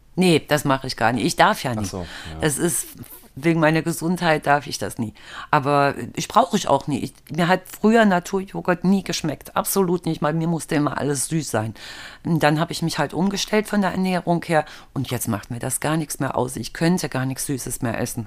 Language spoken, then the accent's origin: German; East Germany, Germany; Und ich komme ja aus dem Osten